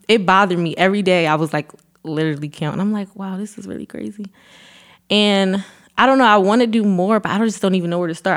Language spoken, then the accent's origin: English; Philadelphia, Pennsylvania, United States; I moved back to Philly after college I would say now, going on three years ago.